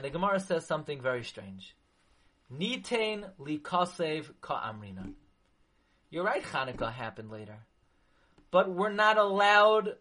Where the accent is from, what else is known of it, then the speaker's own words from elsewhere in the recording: New York City, New York, United States; I grew up in Flatbush